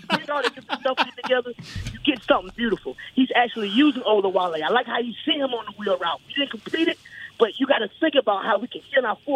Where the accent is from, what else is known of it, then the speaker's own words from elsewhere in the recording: Carolina, United States; … come from Carolina. I'm from Carolina.